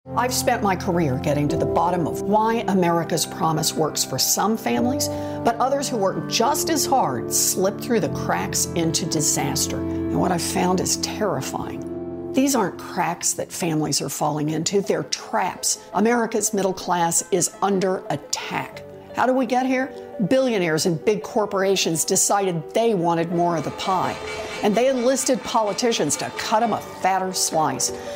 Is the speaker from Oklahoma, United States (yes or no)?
yes; Oklahoma, United States; Growing up in Oklahoma, that promise came through for me and my family